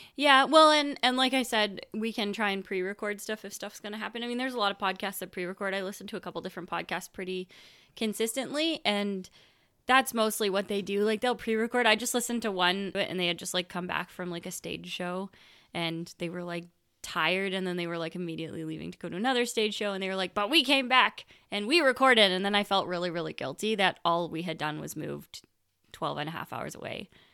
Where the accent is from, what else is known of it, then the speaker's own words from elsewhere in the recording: Canada; I grew up in Canada